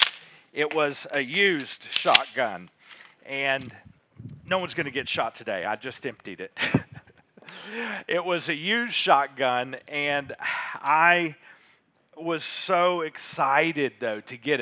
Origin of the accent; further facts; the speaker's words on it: Little Rock, Arkansas, United States; also born or lived in Fayetteville, Arkansas; I grew up in Little Rock, grew up in Fayetteville